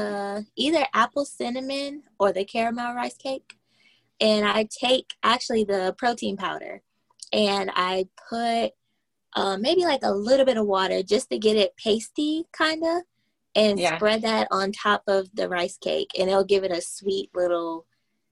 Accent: Moncks Corner, South Carolina, United States; I'm like 30 minutes out from Charleston, South Carolina. It's a little town of Monk's Corner. And I went to Berkeley High School

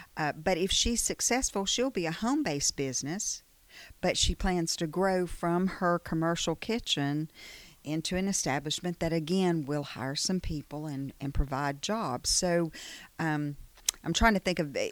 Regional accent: Chilton County, Alabama, United States; also born or lived in Prattville, Alabama; I grew up in Chilton County.

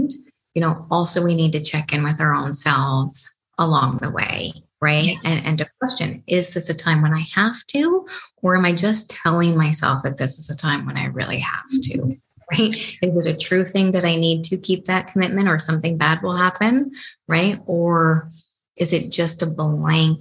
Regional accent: Canada; I'm from Canada

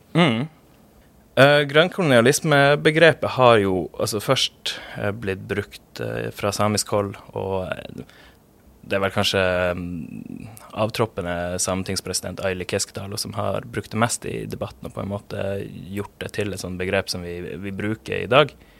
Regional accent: Pasvik, Troms og Finnmark, Norway; jeg vokste opp i Pasvik utenfor Kirkenes i Øst-Finnmark

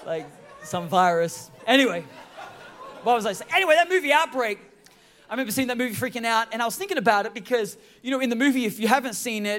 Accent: Australia; also born or lived in San Francisco Bay Area, United States; now in United States; I was born in Australia

